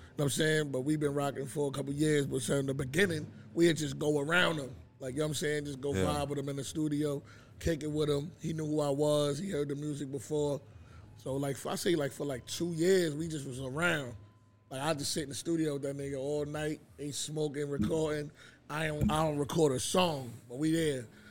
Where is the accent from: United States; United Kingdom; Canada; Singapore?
United States; New York City, New York; I'm from Far Rock, Queens